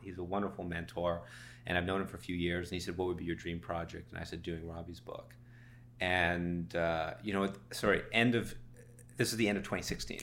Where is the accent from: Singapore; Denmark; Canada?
Canada; Toronto, Ontario; also born or lived in Savannah, Georgia; I'm from Toronto